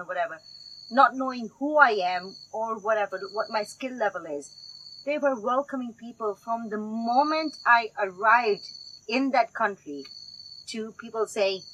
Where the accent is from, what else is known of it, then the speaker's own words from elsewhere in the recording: Kenya; accent: Kenglish; I am the first Kenyan skydiver, born and bred here